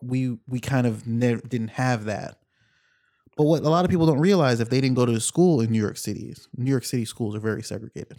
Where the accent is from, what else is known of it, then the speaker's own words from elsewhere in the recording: Jamaica; I'm Jamaican